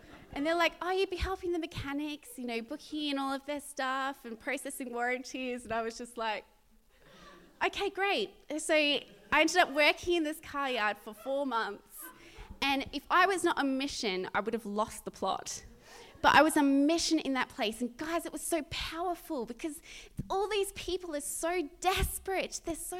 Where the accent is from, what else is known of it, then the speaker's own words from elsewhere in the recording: Australia; moved away; at my mum's house in my hometown